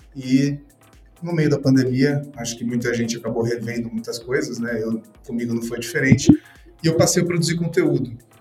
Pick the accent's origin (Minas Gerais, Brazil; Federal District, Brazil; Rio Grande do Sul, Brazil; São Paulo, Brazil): São Paulo, Brazil; aqui em São Paulo, sou de São Paulo